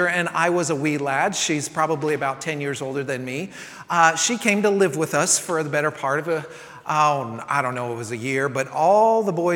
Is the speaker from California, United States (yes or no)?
yes; San Francisco, California, United States; now in Texas, United States; growing up in San Francisco